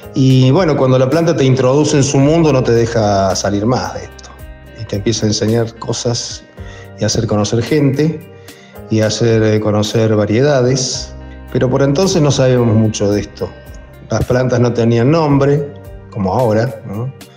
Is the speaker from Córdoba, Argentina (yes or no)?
yes; Córdoba, Argentina; soy de Córdoba